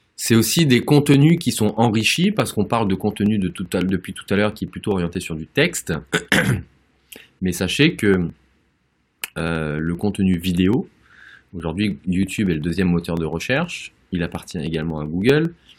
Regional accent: Auvergne-Rhône-Alpes, France; en tant qu'Auvergnat

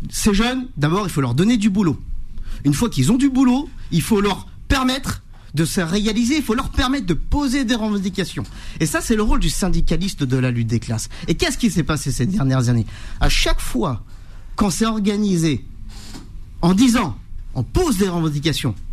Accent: France; chez moi, là où j'ai grandi, dans la cité des Trois Villes.

